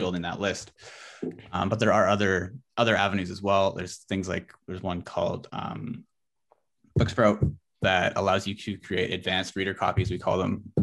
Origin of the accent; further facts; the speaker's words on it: Abbotsford, British Columbia, Canada; I'm from Abbotsford, B C, so I'm, like, Yeah, in the Fraser Valley.